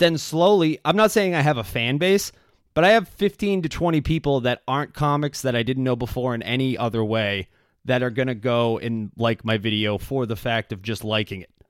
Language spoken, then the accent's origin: English; Quincy, Massachusetts, United States; I'm from Quincy, I still live there